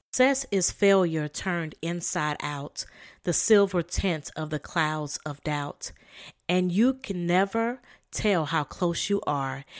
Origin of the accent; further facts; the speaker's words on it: the South, United States; also born or lived in Sierra Leone (ancestry); I am from the South